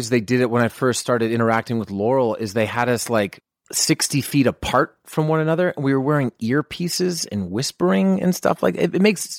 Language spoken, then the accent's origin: English; Canada; moved away